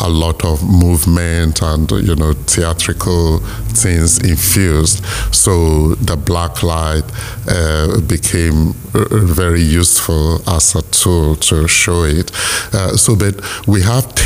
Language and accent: English; Nigeria; Nigeria, which is my home country